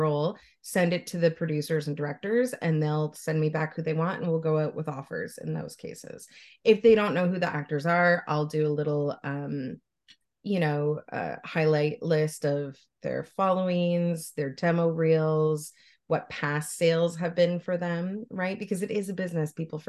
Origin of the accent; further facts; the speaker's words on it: Canada; I'm Canadian, I live in Ontario.